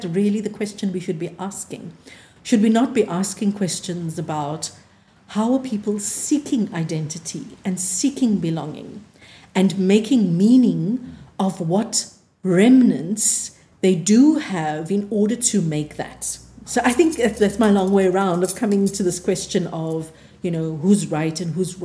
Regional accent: Cape Town, Western Cape, South Africa; we were growing up in Athlone, so growing up on the Cape Flats

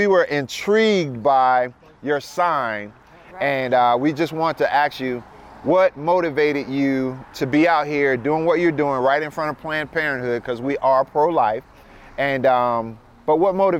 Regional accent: Sarasota, Florida, United States; now in San Antonio, United States; I'm a pastor. I'm originally from Sarasota.

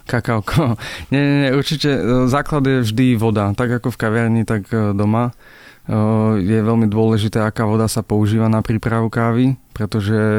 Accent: Slovakia; u nás doma v Bystrici, tak e, tam je strašne tvrdá voda

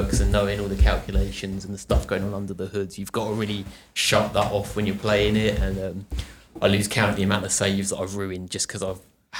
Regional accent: Pluckley, South East England, United Kingdom; I grew up in Pluckley, Kent

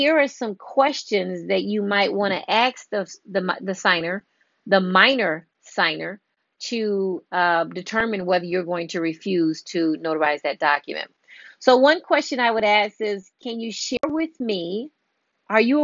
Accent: Illinois, United States; I'm from Illinois

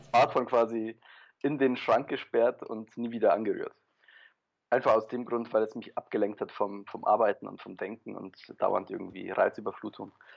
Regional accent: Germany; also born or lived in Poland / Paris, France / Berlin, Germany; ich bin in Polen geboren, bin dann mit drei Jahren nach Deutschland ähm, ausgewandert sozusagen mit meinen Eltern, habe dann vor allem in Deutschland studiert

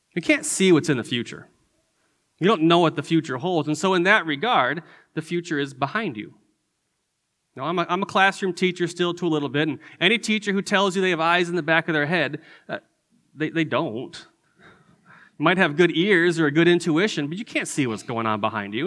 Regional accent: Detroit, Michigan, United States; moved away as an adult; also born or lived in Chicago / Indiana / Albuquerque; now in Texas, United States; I grew up in Michigan. Uh, I grew up in the Detroit area

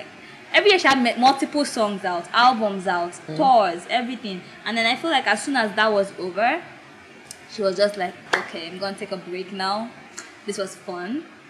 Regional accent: Igbo East, Southeast Nigeria, Nigeria; I'm very in the Igbo. Like the most evil of all the evil states, that's where I am.

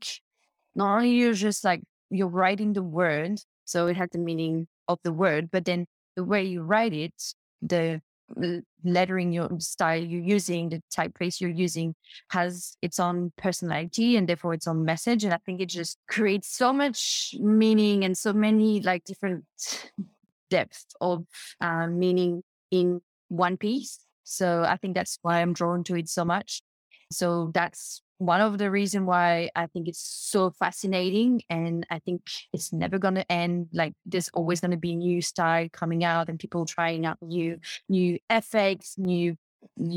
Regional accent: New Caledonia; accent: French; now in Gold Coast, Australia; I'm French. I was born in New Caledonia and I live in Australia.

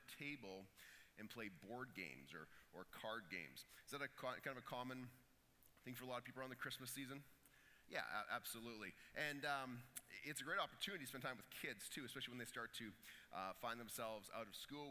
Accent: Canada; we're Canadian.

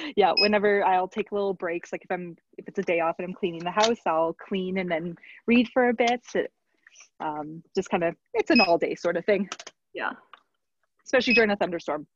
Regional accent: Red Deer, Alberta, Canada; I'm from Red Deer originally.

